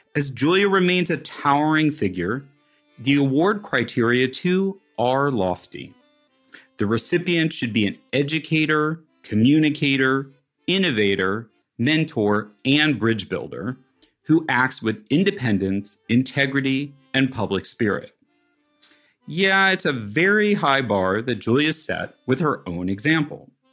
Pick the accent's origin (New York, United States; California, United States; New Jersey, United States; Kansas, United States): Kansas, United States; Westwood; the city that I grew up in, which is called Westwood, Kansas